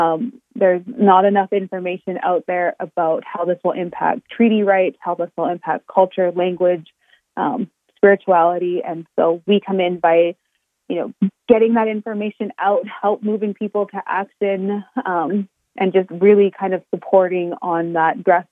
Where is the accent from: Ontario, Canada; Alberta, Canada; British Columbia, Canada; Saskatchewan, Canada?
Alberta, Canada; Blood Reserve; now in Calgary, Canada; I grew up on the Blood Reserve and kind of did some of my schooling off reserve in the city of Calgary here.